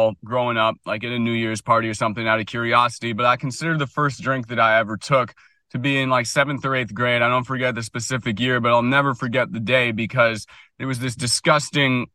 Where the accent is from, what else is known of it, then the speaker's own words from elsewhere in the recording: Washington, District of Columbia, United States; also born or lived in San Francisco; now in Vermont, United States; I grew up in Washington, D.C., went to private school